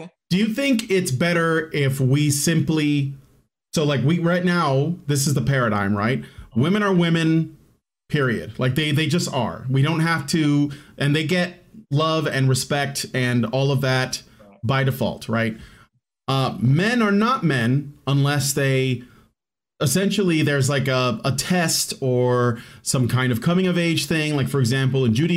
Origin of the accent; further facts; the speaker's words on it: Chicago, Illinois, United States; I grew up in Chicago. I lived in a really ghetto, like violent, gang infested hood for most of my life